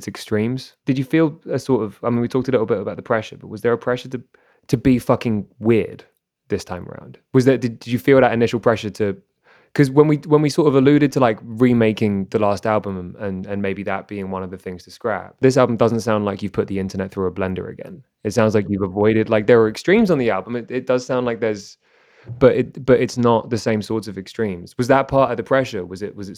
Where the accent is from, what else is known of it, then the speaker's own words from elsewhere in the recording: London, United Kingdom; now in Toronto, Canada; I'm from London